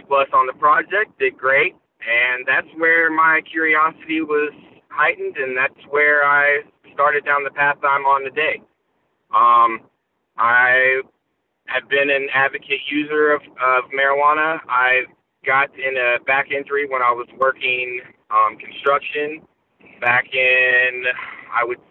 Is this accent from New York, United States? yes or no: no; Gainesville, Florida, United States; I'm born and raised in Gainesville, lived here my whole life